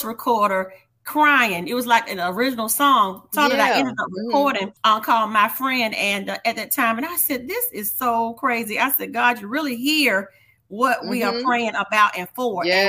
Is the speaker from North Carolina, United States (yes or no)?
yes; North Carolina, United States; now in Hampton Roads, Virginia, United States; my roots originate in North Carolina, from North Carolina. I still always say, I'm a North Carolina girl